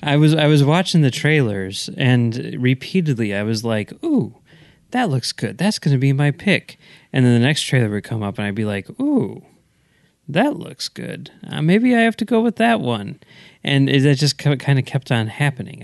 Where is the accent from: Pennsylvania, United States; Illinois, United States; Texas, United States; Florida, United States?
Illinois, United States; Oak Park; my hometown of Oak Park